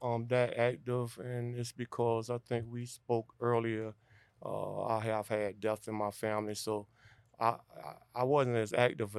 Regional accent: Savannah, Georgia, United States; born and raised in Savannah, Georgia.

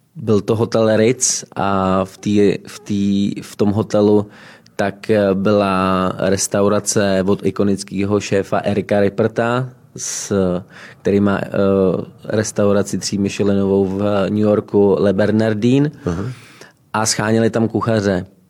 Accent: Rožmitál pod Třemšínem, Central Bohemian Region, Czechia; Rožmitál pod Třemšínem, 70 km jižně od Prahy, okres Příbram

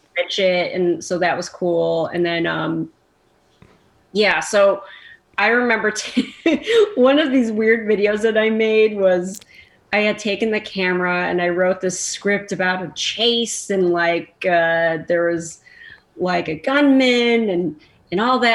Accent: Chicago, Illinois, United States; moved away as an adult; I'm I'm from Chicago.

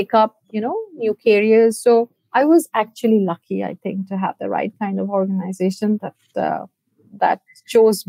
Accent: India; moved away as an adult; also born or lived in Canada; I hail from India. For me, it was always a dream to come back and give back to my country

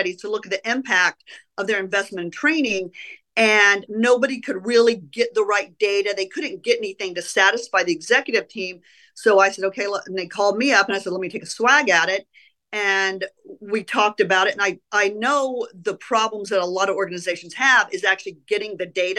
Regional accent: Oklahoma City, Oklahoma, United States; moved away as an adult; also born or lived in Illinois; I grew up in Oklahoma. I grew up in Oklahoma City, went to high school in Oklahoma City

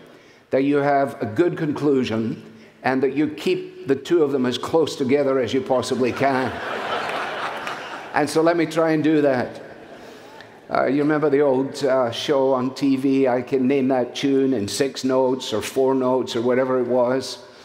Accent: Scotland, United Kingdom; now in United States; I come as a Scot who is very thankful to be a citizen of the United States of America, which is my adopted home.

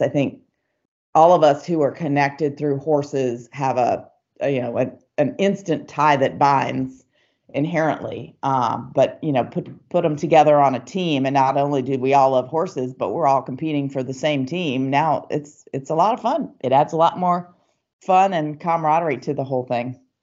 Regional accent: Atlanta, Georgia, United States; I grew up in Atlanta, Georgia

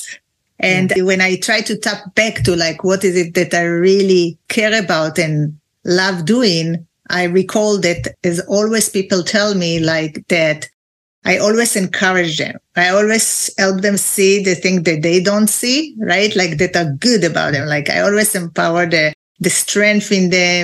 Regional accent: Israel; English is a second language; moved away as an adult; now in California, United States; they probably hear my accent. So I'm from Israel originally

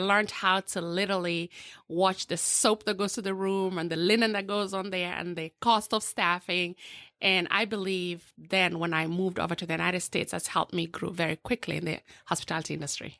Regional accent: Eldoret, Uasin Gishu County, Kenya; now in Orlando, United States; born and raised in a small village in um, western southwestern part of, of Kenya called Eldoret

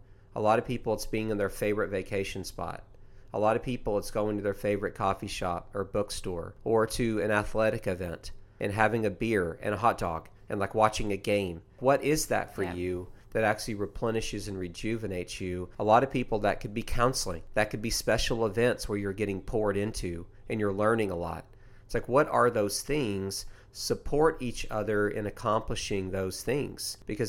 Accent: Tennessee, United States; I've done it since I was a kid. I grew up in East Tennessee.

